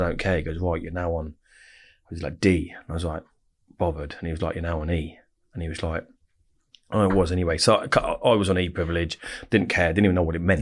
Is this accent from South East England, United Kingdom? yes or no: yes; Reading, South East England, United Kingdom; also born or lived in Winnersh / Woosehill, Wokingham; I was born and bred in Royal Berks in Reading, so I'm like Reading, born and bred